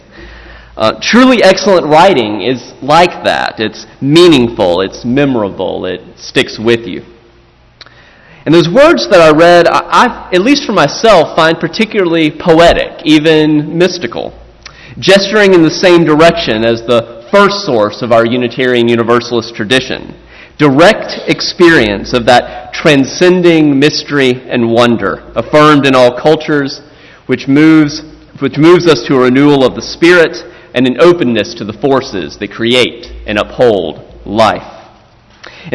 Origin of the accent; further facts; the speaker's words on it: South Carolina, United States; my home state of South Carolina